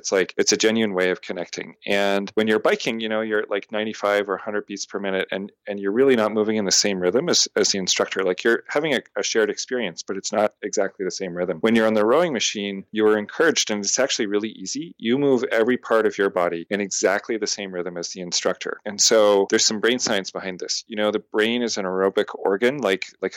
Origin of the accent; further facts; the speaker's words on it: Canada; moved away as an adult; also born or lived in Montreal; now in United States; I'm a Canadian living in America